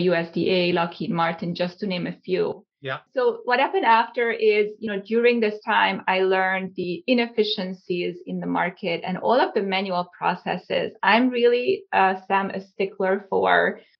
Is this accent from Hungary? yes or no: yes; Hungary; also born or lived in Cape Town, South Africa; now in Southern California, United States; I was born and raised in Hungary.